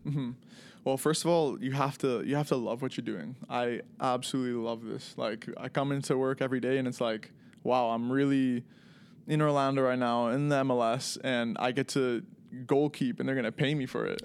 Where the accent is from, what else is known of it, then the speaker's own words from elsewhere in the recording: Toronto, Ontario, Canada; moved away as an adult; also born or lived in Macon, Georgia, United States; growing up in Toronto, very diverse, you know, city